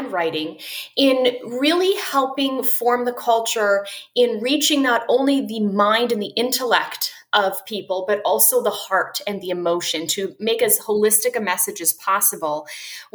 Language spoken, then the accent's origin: English; Vancouver, British Columbia, Canada; moved away as an adult; now in United States; I'm originally from Canada, although I'm in the States now. So I'm from Vancouver on the West Coast.